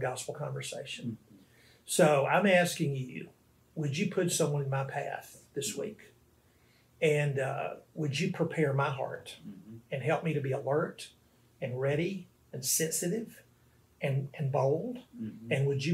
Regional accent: Arkansas, United States; moved away as an adult; now in New Orleans, United States; I'm from Arkansas, but I've lived here in this city for 15 years.

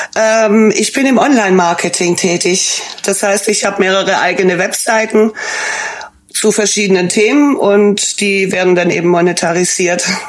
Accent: Stuttgart, Baden-Württemberg, Germany; accent: Swabian; moved away as an adult; now in Dortmund, Germany; Ich bin ursprünglich aus Stuttgart

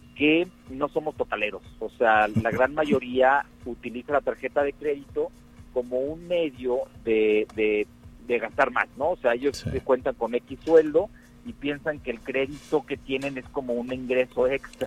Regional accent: Mexico; nos conocemos como mexicanos

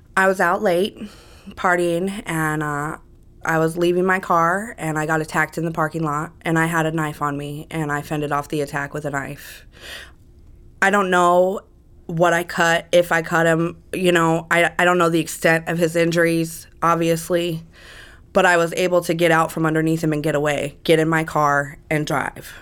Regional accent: Las Vegas, Nevada, United States; also born or lived in Las Cruces, New Mexico / California; when I was about two years old. My biological mother and my father came to Las Vegas

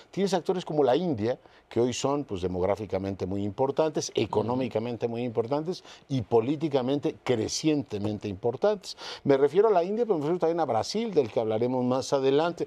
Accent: Mexico; particularmente desde México

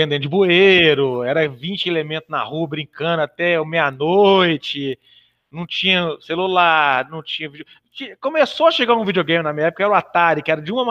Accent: Belo Horizonte, Minas Gerais, Brazil; eu nasci em Belo Horizonte, né? Tenho 43 anos, muito bem vividos, graças a Deus.

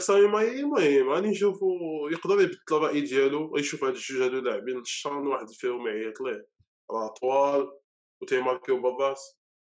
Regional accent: Morocco; عندنا في المغرب

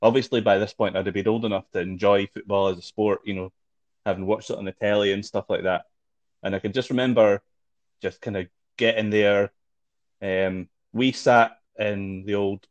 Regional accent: Kirkcaldy, Scotland, United Kingdom; I grew up in Kirkcaldy

